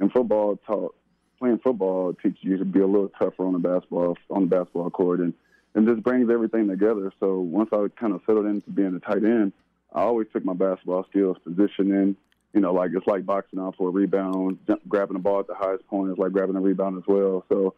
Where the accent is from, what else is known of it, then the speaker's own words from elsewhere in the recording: California, United States; Well, growing up in the Bay Area, I was a diehard Raider fan, man.